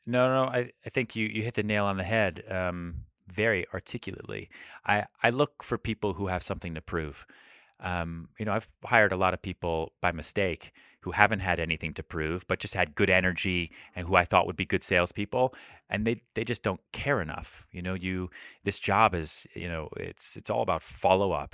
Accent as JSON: {"language": "English", "region": "Colorado", "country": "United States", "moved": "as an adult", "lives_now": "New York City, United States", "said": "I moved home to Colorado"}